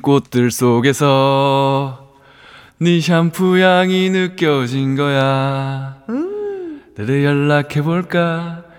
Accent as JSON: {"language": "Korean", "region": "Daegu", "country": "South Korea", "tie": "born or raised there", "moved": "as an adult", "lives_now": "Seoul, South Korea", "said": "제 고향이 대구예요"}